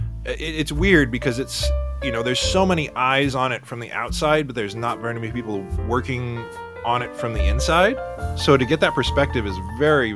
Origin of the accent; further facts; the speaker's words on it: San Diego, California, United States; I was born and raised in San Diego